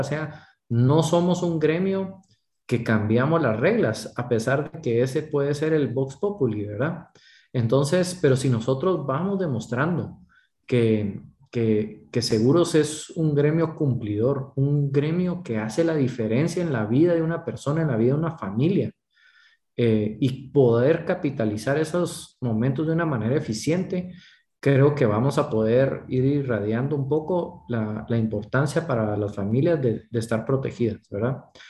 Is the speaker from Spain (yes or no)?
no; Guatemala; nosotros tenemos el reto como guatemaltecos